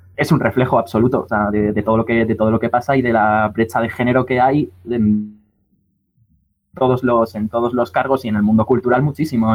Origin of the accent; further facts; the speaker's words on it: Madrid, Community of Madrid, Spain; moved away as an adult; now in Valencia, Spain; yo soy madrileño, yo soy madrileño y me he criado toda mi vida en Madrid. Hasta los 18 estuve viviendo en Madrid